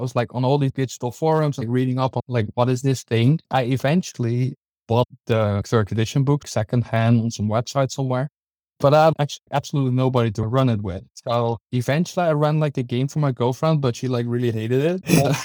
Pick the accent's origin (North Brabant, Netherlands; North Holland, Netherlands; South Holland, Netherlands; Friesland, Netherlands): North Holland, Netherlands; Hilversum; Just my hometown